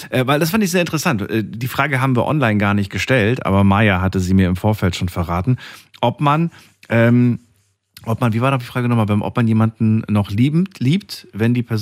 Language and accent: German; Albania; weil sie ist äh, Albanerin, ich bin Albaner.